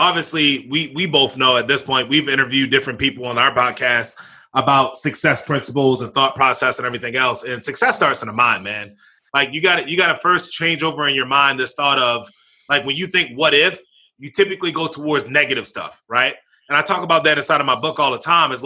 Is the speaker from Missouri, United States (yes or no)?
no; Baltimore, Maryland, United States; I was born and raised out in Baltimore, Maryland